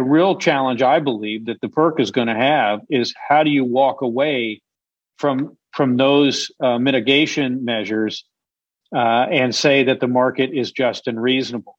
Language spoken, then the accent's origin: English; Illinois, United States; now in Texas, United States; I grew up in Illinois, and I'm a Chicago fan of all sports